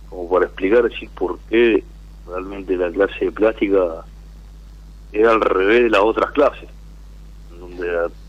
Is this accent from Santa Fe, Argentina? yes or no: yes; Rosario, Santa Fe, Argentina; De Rosario.